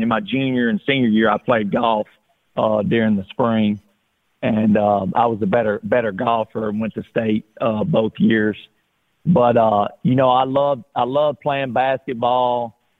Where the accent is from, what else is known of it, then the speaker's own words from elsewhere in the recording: Alabama, United States; growing up in Alabama, you know, we love to get outside and play ball